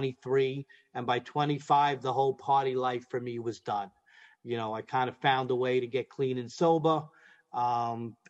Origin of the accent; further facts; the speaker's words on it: New York City, New York, United States; I'm from Brooklyn